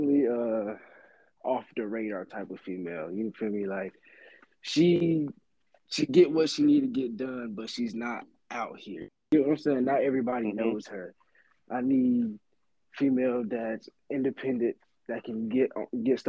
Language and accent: English; Sanford, North Carolina, United States; I'm from Sanford, North Carolina